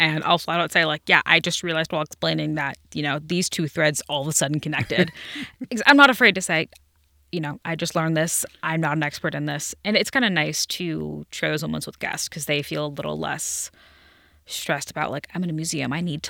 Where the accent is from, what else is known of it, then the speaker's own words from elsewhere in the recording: Cincinnati, Ohio, United States; Yes, I am from Cincinnati. Been here my whole life.